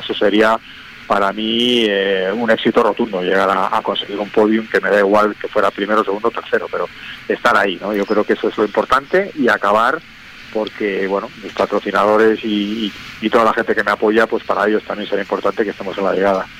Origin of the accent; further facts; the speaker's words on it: Cantabria, Spain; yo soy cántabro, sé que en Cantabria hay una afición también bestial